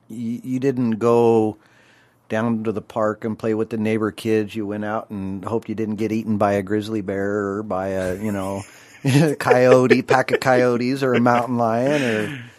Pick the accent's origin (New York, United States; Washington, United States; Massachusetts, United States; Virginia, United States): Washington, United States; Spokane; I was born in Spokane, Washington, Deaconess Hospital.